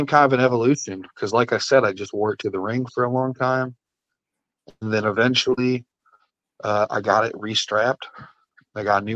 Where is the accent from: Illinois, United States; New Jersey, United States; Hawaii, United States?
Illinois, United States; Marseilles; moved away as an adult; now in Washington, United States; my little small town of Marseilles, Illinois, that I started